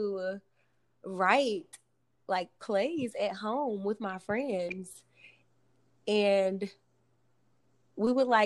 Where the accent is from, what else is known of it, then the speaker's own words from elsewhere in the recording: Alabama, United States; also born or lived in Louisiana; I was from Alabama